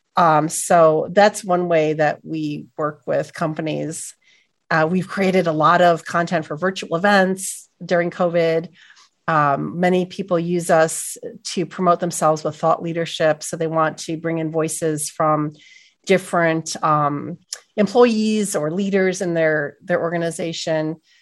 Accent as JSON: {"language": "English", "town": "Buffalo", "region": "New York", "country": "United States", "also_born_or_lived": "Los Angeles", "moved": "as an adult", "lives_now": "upstate New York, United States", "said": "I'm from Buffalo, and I went to college in, in central New York"}